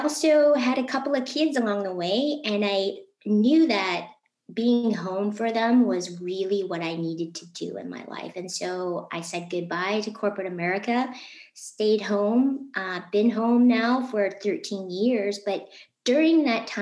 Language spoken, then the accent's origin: English; Novi, Michigan, United States; I'm also from Michigan. I grew up in Novi